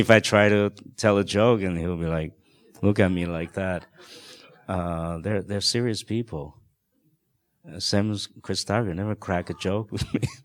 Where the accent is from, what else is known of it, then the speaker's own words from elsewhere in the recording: Taiwan; English is a second language; moved away; I grew up in Taiwan in a very protected kind of a atmosphere